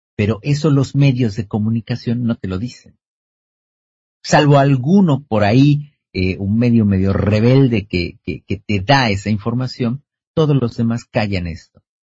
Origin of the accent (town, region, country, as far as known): Argentina